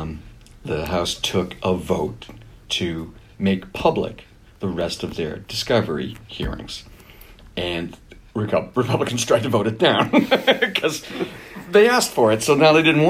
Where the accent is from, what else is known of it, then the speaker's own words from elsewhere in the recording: Boston, Massachusetts, United States; I'm from Boston.